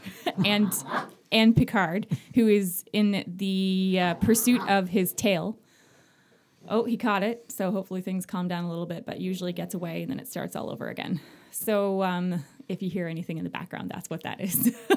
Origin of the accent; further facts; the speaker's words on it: Magnetawan, Ontario, Canada; I'm from Magnetawan